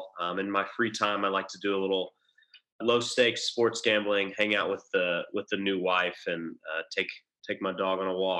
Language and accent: English; Frisco, Texas, United States; I'm from Frisco, Texas. Graduated from Legacy Christian Academy.